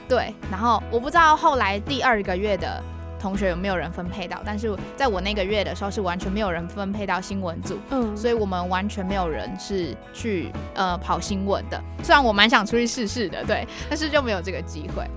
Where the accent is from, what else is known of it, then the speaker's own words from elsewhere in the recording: Kaohsiung, Taiwan; 因为我是高雄人